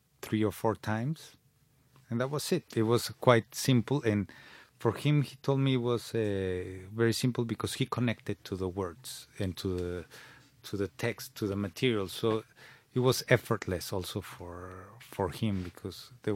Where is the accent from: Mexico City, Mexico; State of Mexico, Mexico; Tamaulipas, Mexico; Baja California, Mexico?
Mexico City, Mexico; English is a second language; moved away as an adult; now in London, United Kingdom; I was born in Mexico City.